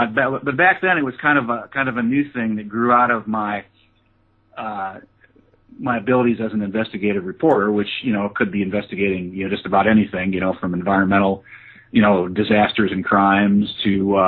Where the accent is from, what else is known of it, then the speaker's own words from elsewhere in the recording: Holland, Michigan, United States; moved away as an adult; also born or lived in Pennsylvania; Well, I grew up in Holland, Michigan, and I went to Hope College there, and majored in political science.